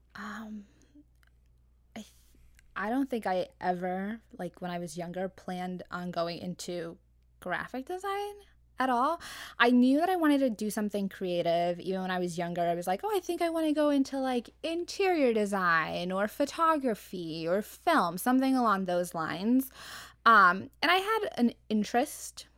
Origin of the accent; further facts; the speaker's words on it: Arizona, United States; moved away; I come from Arizona, so I like before this, like it's a much much slower paced environment